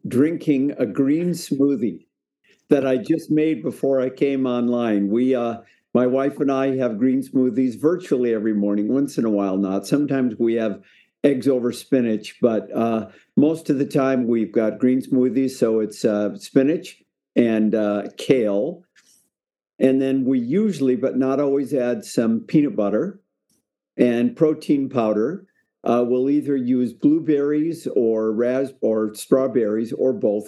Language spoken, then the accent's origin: English; Spokane, Washington, United States; I really had a good experience growing up in Spokane